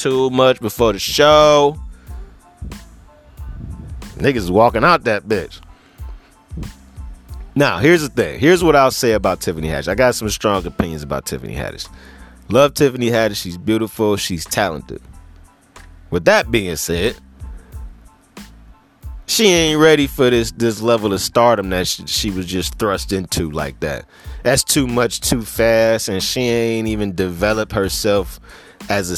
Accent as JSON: {"language": "English", "town": "Cleveland", "region": "Ohio", "country": "United States", "said": "I'm from Cleveland"}